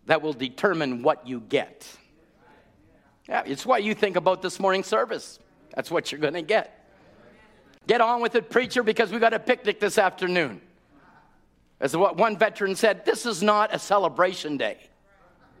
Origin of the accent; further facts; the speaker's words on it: Canada; I'm a Canadian